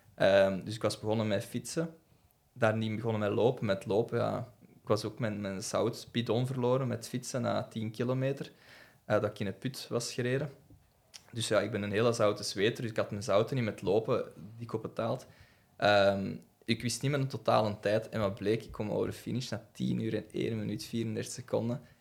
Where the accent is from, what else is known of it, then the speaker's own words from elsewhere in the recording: the Kempen, Flanders, Belgium; ik, ben ook zo'n beetje van de campen